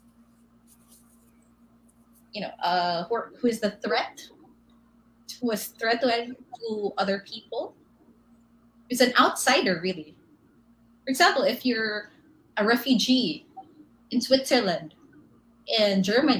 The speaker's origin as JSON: {"language": "English", "town": "Davao City", "region": "Davao Region", "country": "Philippines", "moved": "yes", "said": "I'm actually from Davao"}